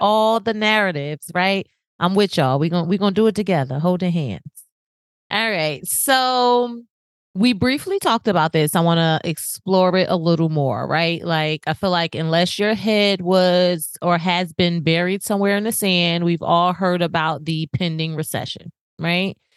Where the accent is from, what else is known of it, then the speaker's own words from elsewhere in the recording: New Jersey, United States; now in Florida, United States; I'm from New Jersey